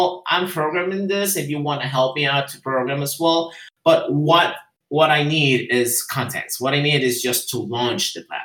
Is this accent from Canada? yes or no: no; Guatemala; first language Spanish; English is a second language; I'm from Guatemala, and I'm living in Guatemala.